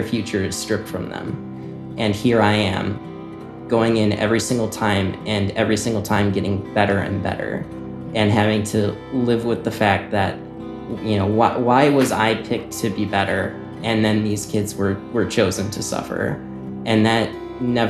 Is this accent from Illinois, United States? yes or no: yes; Naperville, Illinois, United States; I'm from Naperville, Illinois.